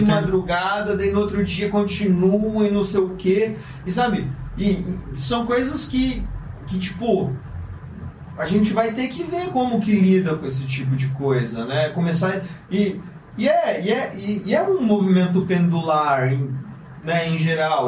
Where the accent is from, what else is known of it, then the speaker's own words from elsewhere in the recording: Londrina, Paraná, Brazil; moved away; sou de Londrina, interior do Paraná, uma cidade bem pequena, super provinciana